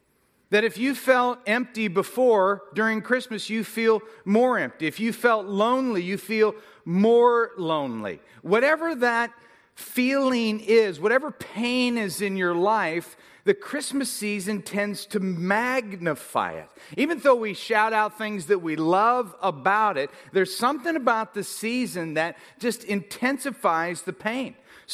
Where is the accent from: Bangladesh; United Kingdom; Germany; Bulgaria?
United Kingdom; because obviously I'm British, which is the only voice I really know how to do.